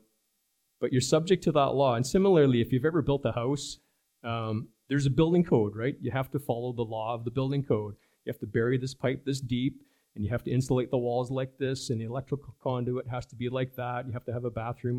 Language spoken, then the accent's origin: English; Germany; moved away; When I grew up in Germany many years ago